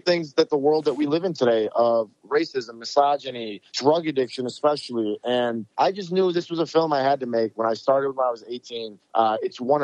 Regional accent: Rochester, New York, United States; moved away as an adult; now in Los Angeles, United States; we went back to Rochester, my hometown

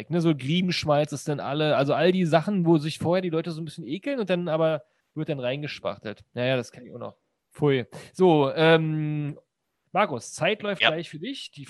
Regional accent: North Rhine-Westphalia, Germany; ich komme halt, komm halt aus dem Ruhrgebiet.

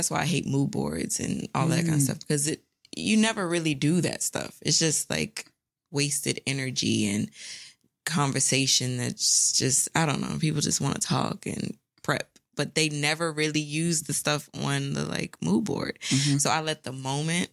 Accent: St. Petersburg, Florida, United States; I'm from Florida, St. Petersburg, Florida

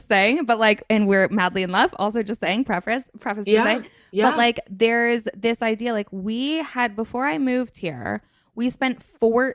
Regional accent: Vermont, United States; I grew up in Vermont.

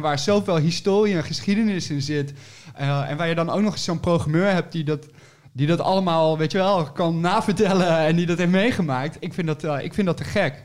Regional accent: 's-Hertogenbosch, North Brabant, Netherlands; moved away; also born or lived in Nijmegen / Utrecht; ik kom uit Den Bosch oorspronkelijk en ik heb gestudeerd in Nijmegen.

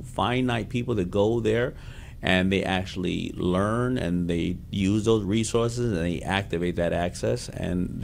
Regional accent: New York City, New York, United States; growing up in Hollis, Queens

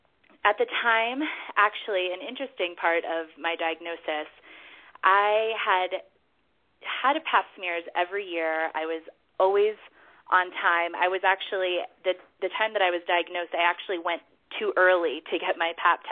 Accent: Denver, Colorado, United States; also born or lived in New York; I am in Denver, Colorado. I actually just moved here last summer. This is my hometown, but I was living in New York for 6 years before that.

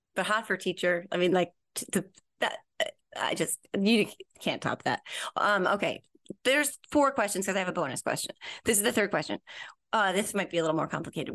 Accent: New Jersey, United States; I'm from Jersey, and we take our pizza very, very, very, very seriously here

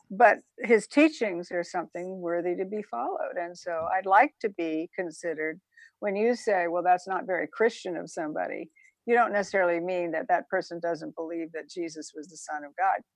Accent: Savannah, Georgia, United States; also born or lived in Statesboro, Georgia; I was born in Savannah, Georgia, and my father was off in World War II

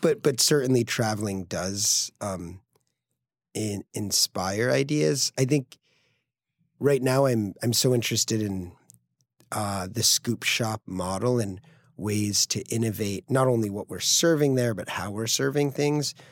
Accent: Greenwich, Connecticut, United States; moved away as an adult; also born or lived in San Francisco / upstate New York; Greenwich Point, where I grew up in Connecticut

